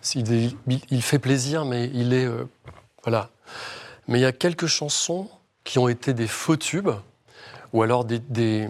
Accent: Rennes, Brittany, France; je suis de Rennes, ah. d'adoption, mais je suis arrivé à Rennes à l'âge de 8 ans

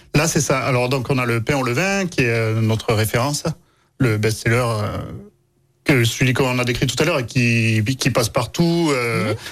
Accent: Aveyron, Occitania, France; moved away; je suis né dans l'Aveyron, euh, donc en race campagne

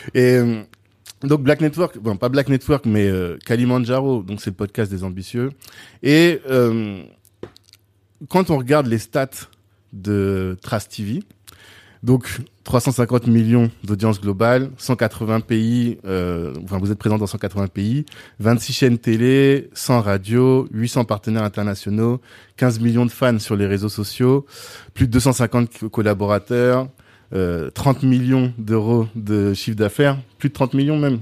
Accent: France; moi j'ai grandi en France dans les années 90

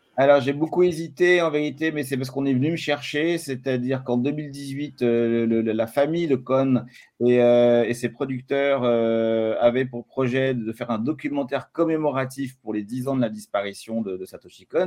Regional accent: France; je suis français

